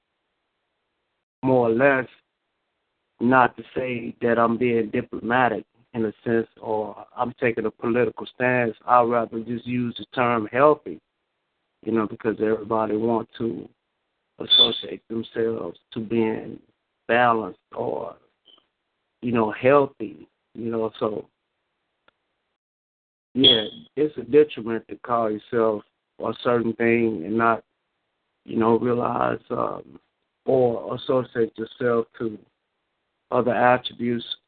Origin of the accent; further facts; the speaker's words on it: the South, United States; accent: Southern; moved away; I'm from the South. But up here they call me country